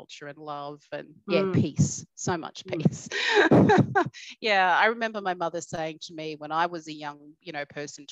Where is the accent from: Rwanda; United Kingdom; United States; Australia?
Australia; Cherbourg, Queensland; I grew up in Cherbourg